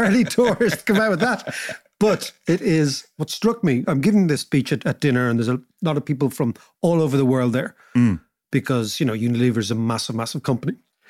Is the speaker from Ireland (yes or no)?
yes; Ireland; that London is our New York for Irish people.